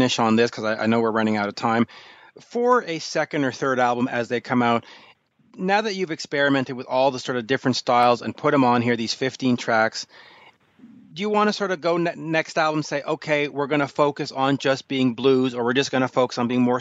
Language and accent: English; Canada; as a Canadian